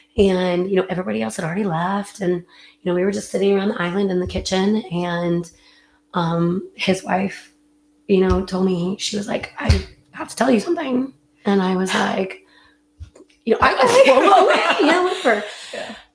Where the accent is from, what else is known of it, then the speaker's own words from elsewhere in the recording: California, United States; And we had them come down, of course, to the wineries. I'm from California.